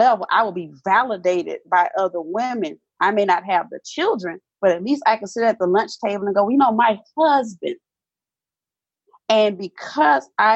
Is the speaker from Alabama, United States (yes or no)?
yes; Mobile, Alabama, United States; growing up in the South, I come from Mobile, Alabama, which you cannot get any southern than Mobile, Alabama